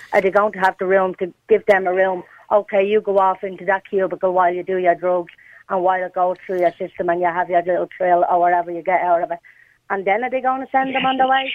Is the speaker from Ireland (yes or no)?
yes; Dublin, Leinster, Ireland; I grew up in Ballymun, like all through my teenage years